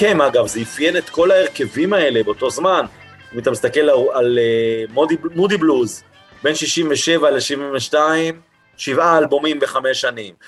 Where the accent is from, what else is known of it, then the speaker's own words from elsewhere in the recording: Holon, Tel Aviv District, Israel; כילד שגדל בפרברים, בחולון